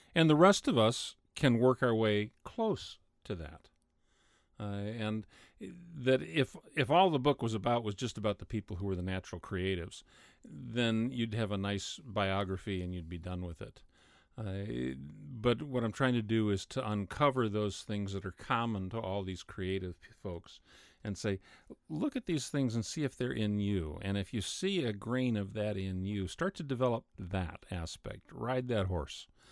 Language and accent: English; United States; I'm an American